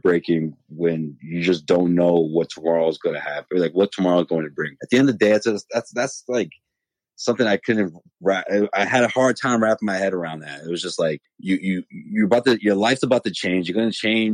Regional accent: Boston, Massachusetts, United States; we grew up, you know, Hyde Park, Mattapan area

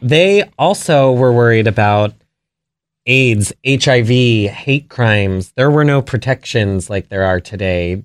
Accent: Potomac, Maryland, United States; grew up in Potomac, Maryland

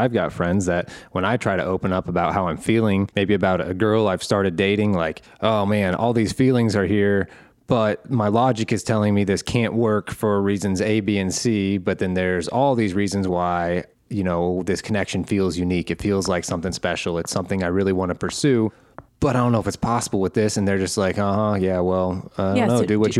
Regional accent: Midwest, United States; We're both from the Midwest, but you have gone from a few big cities.

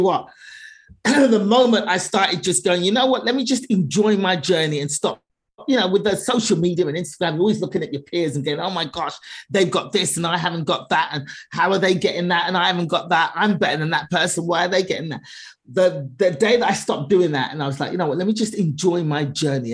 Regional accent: London, United Kingdom; I was born in England, born and raised in England

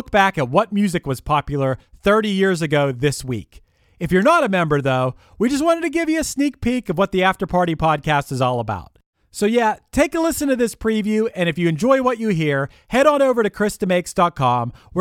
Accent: Pittsburgh, Pennsylvania, United States; I'm from Pittsburgh.

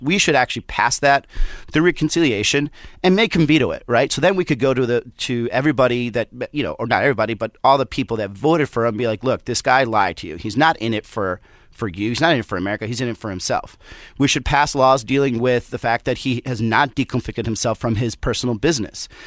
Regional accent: Southwest, United States; I'm from the Southwest

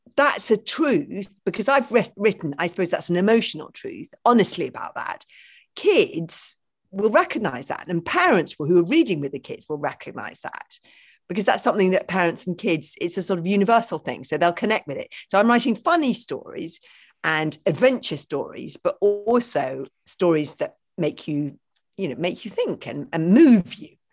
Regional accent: London, United Kingdom; I grew up in London in a house without a garden

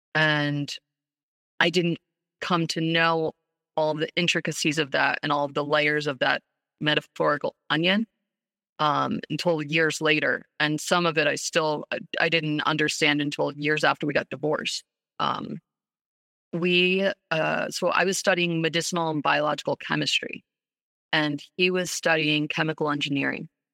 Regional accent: New York City, New York, United States; we grew up in New York City

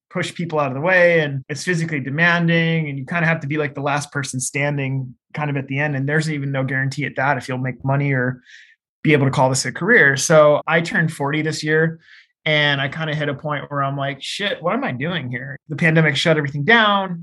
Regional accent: Seattle, Washington, United States; I grew up in Seattle

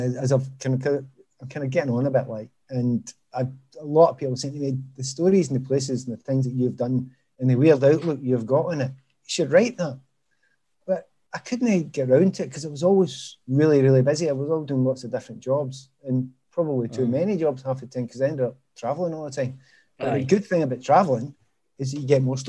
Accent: Glasgow, Scotland, United Kingdom; from Easterhouse

